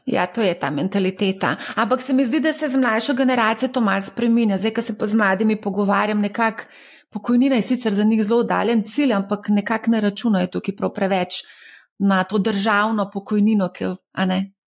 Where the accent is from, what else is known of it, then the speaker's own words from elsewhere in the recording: Slovenia; Slovenci smo